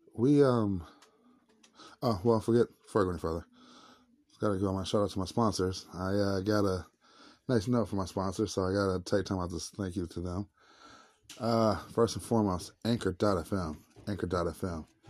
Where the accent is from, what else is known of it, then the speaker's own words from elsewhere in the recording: St. Louis, Missouri, United States; Saint Louis, Missouri, my hometown